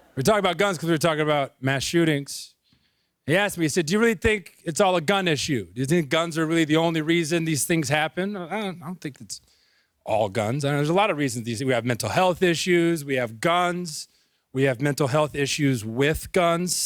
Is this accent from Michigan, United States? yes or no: no; Missouri, United States; now in Brooklyn, United States; I grew up in Missouri